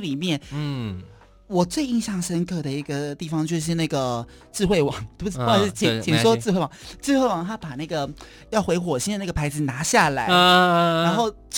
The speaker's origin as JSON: {"language": "Chinese", "region": "Kaohsiung", "country": "Taiwan", "said": "高雄人。"}